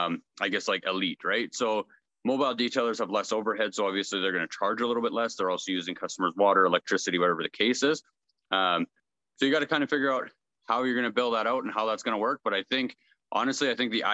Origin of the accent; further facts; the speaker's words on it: Brandon, Manitoba, Canada; I'm from Brandon, Manitoba in Canada.